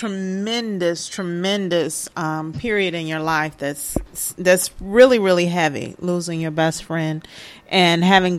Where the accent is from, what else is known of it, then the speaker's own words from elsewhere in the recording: Chicago, Illinois, United States; You can tell by what's the violence that's going on in Chicago. I'm from Chicago.